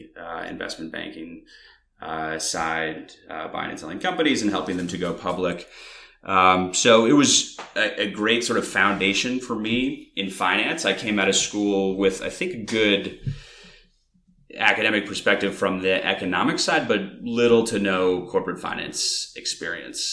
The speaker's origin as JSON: {"language": "English", "town": "Weare", "region": "New Hampshire", "country": "United States", "tie": "born or raised there", "moved": "yes", "lives_now": "New York City, United States", "said": "a small town called Ware, New Hampshire"}